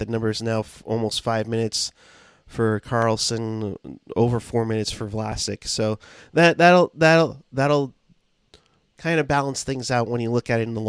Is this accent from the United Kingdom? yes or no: no; Canada; since I'm from Canada, can someone find and slap those responsible for me?